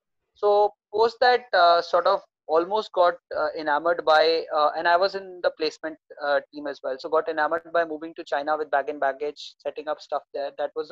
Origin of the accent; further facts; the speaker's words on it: India; I mean, like most of Indians, I was an engineer by graduation.